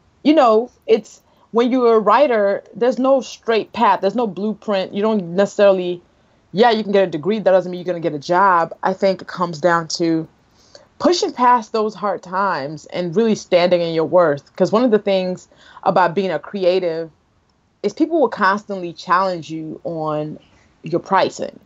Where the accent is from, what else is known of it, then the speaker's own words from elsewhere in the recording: Nigeria; as a Nigerian